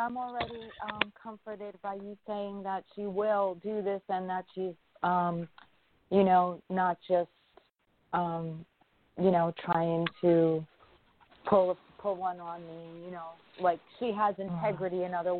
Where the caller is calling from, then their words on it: New York, United States; I'm from New York.